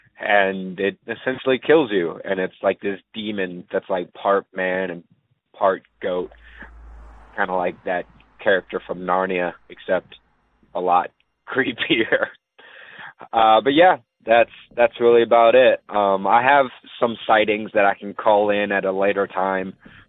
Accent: Shepherdsville, Kentucky, United States; I'm from Shepherdsville, Kentucky. This is my first time calling.

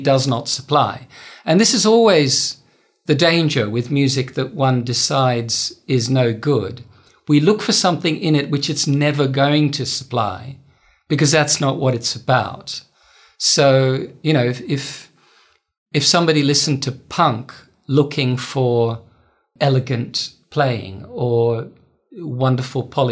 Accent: Melbourne, Victoria, Australia; also born or lived in Netherlands; where I grew up wasn't so much rural, it was the outer suburbs.

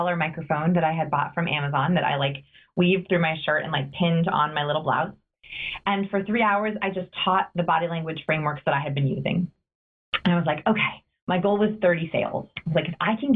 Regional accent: Los Angeles, California, United States; I grew up in Los Angeles

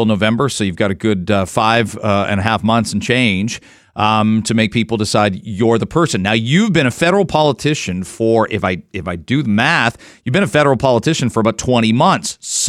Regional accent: London, Ontario, Canada; I grew up in London.

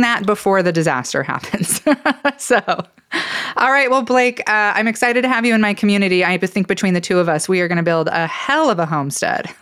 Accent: Idaho, United States; growing up in Idaho and living most of my life here

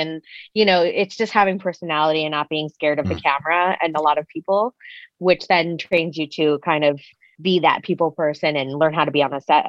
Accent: Long Island, New York, United States; also born or lived in South Korea / Queens, New York; I grew up on Long Island in New York, but I was born in South Korea.

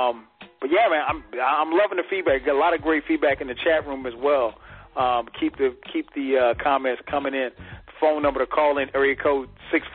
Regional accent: the South, United States; I grew up on East Coast hip hop, and then obviously, you know, coming up in the South

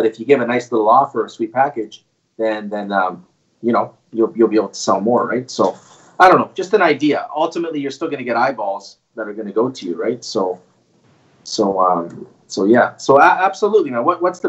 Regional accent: Canada; Canadian. Yes, sir. Yeah, I'm actually from Canada, right?

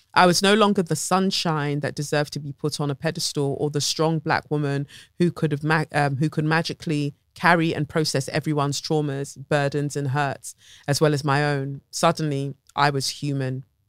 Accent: Lagos, Nigeria; moved away; Lagos, Nigeria. My hometown

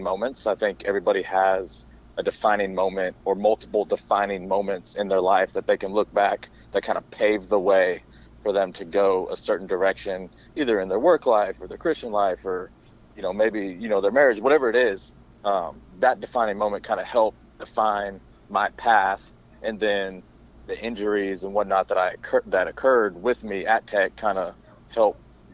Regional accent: Wellington, Florida, United States; moved away as an adult; also born or lived in Louisiana; I grew up in Wellington, which is just outside of West Palm Beach.

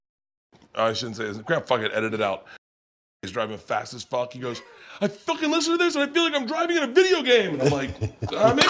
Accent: Tampa, Florida, United States; I grew up in Tampa

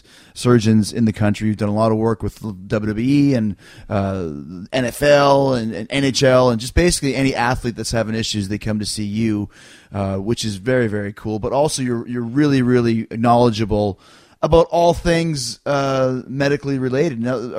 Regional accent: Canada; I'm from Canada, so I say ….

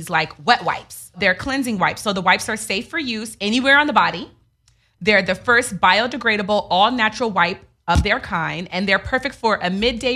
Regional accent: New York, United States; I'm from New York

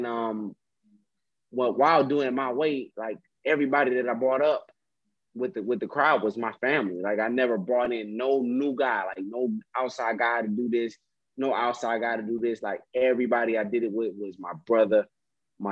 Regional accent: Detroit, Michigan, United States; I'm from Detroit

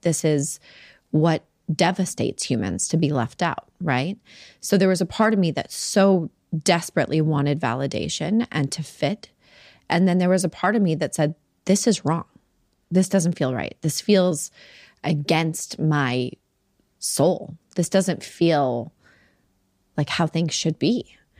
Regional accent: Salt Lake City, Utah, United States; I grew up in Salt Lake City, Utah

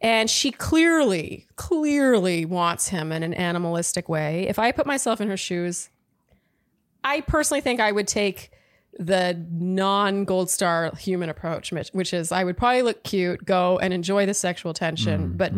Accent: Montreal, Quebec, Canada; now in San Francisco, United States; I'm a 31-year-old single female living in San Francisco, but I'm from Montreal. Canada, shout out.

